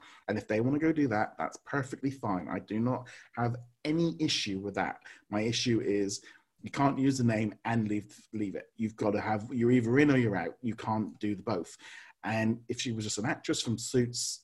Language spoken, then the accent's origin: English; United Kingdom; being in Britain and being British